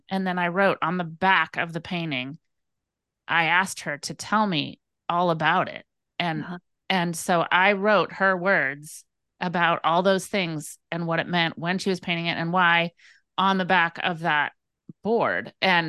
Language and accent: English; California, United States; But I grew up in the Napa Valley area